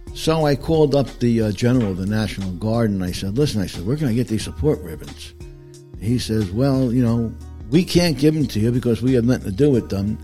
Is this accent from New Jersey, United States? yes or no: yes; Passaic County, Northern New Jersey, United States; moved away as an adult; now in Pickens, United States; I was born and raised in New Jersey, and I didn't leave until three years ago